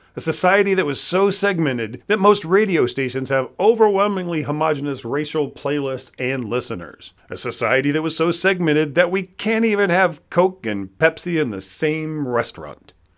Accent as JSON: {"language": "English", "region": "Florida", "country": "United States", "moved": "yes", "said": "I'm originally from Florida"}